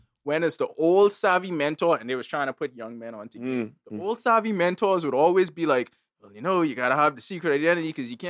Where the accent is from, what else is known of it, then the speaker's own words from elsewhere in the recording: New Orleans, Louisiana, United States; I'm from New Orleans. I need the Southern girl.